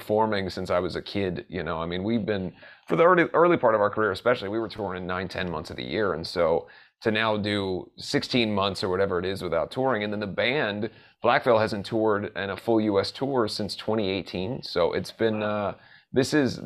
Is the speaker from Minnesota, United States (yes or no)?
no; Southern Ohio, United States; I grew up in Southern Ohio